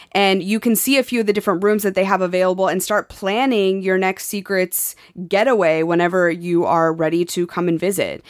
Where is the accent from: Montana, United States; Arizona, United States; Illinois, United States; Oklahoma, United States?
Montana, United States; moved away; growing up in Montana